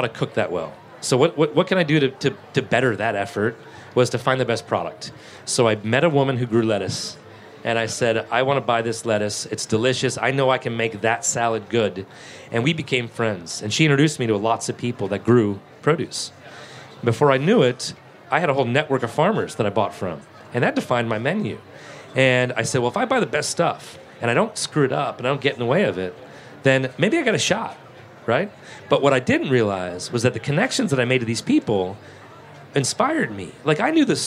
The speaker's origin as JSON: {"language": "English", "region": "New England", "country": "United States", "tie": "born or raised there", "also_born_or_lived": "Martha's Vineyard / Boston / New Orleans / Atlanta", "moved": "as an adult", "lives_now": "Charleston, United States", "said": "I was from New England"}